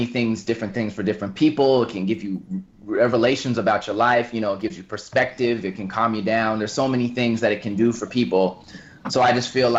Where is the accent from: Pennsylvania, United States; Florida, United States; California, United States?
California, United States; Los Angeles; moved away as an adult; now in New York, United States; I grew up in Los Angeles, moved to New York about 6 years ago